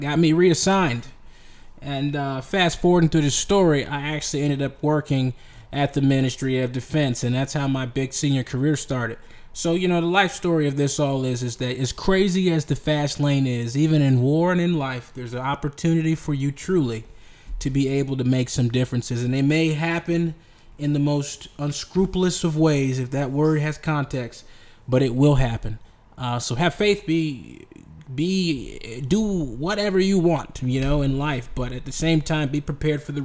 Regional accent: United States; I'm an American

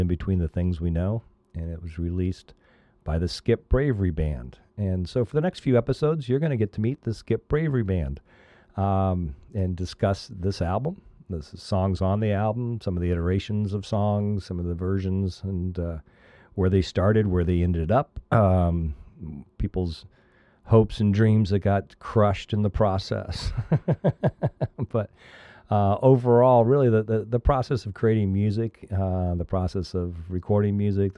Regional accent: Midwest, United States; now in Arizona, United States; I grew up in the Midwest

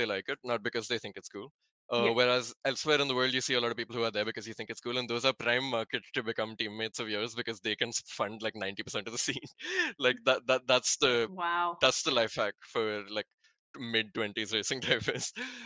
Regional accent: North India, India; also born or lived in Bangalore; I'm not North Indian. I was born in Bangalore, but I've lived in North India all my life.

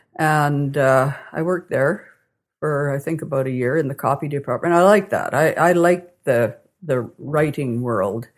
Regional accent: Calgary, Alberta, Canada; also born or lived in Vulcan, Alberta / Milo, Alberta / Toronto / Portage la Prairie; now in Kamsack, Canada; back to Calgary, where I spent most of my growing up years.

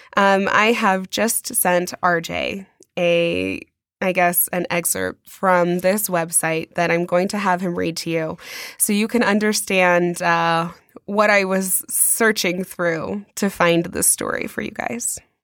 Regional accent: United States; we are American

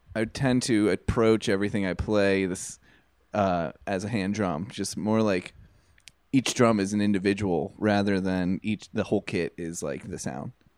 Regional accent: Carnegie, Pennsylvania, United States; I grew up South Pittsburgh in the South Hills, uh, Carnegie

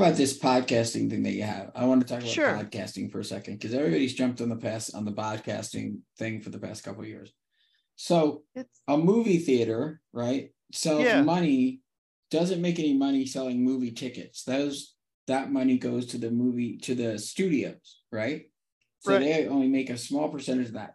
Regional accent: New Jersey, United States; now in Scottsdale, United States; I was born and raised in New Jersey.

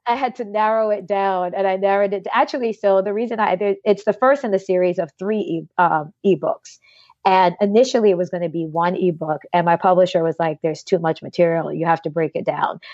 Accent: Jamaica; I'm from Jamaica

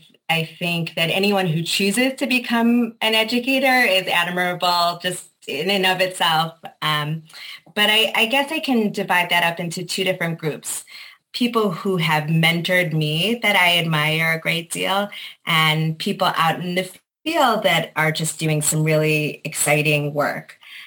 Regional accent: Chicago, Illinois, United States; moved away; also born or lived in New Jersey; I attended Jewish day school growing up in Chicago.

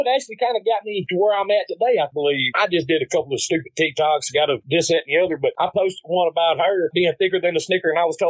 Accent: the South, United States; accent: Southern country accent; Growing up in the South, that's how, you know, you got to have that accent.

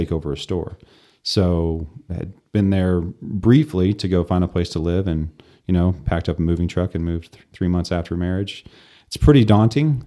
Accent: Amarillo, Texas, United States; So we grew up in Southwest Amarillo

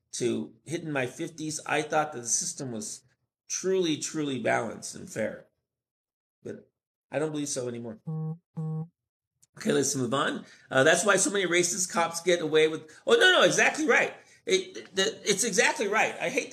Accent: Mexico City, Mexico; I'm actually from Mexico City.

